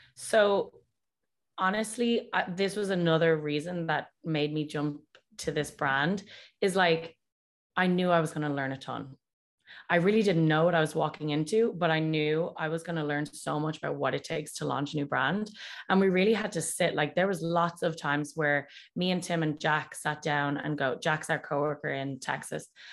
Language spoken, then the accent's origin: English; Dublin, Leinster, Ireland; moved away as an adult; also born or lived in Boston / New Jersey; now in California, United States; I was raised in Dublin and went to school there, went to university there